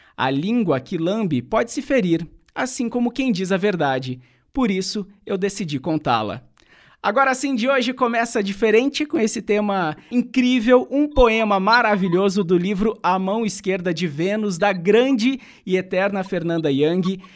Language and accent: Portuguese; Santo Antônio da Platina, Paraná, Brazil; moved away as an adult; quando eu encerrei o meu ensino médio lá no meu país, em Santo Antônio da Platina, norte pioneiro aqui do Paraná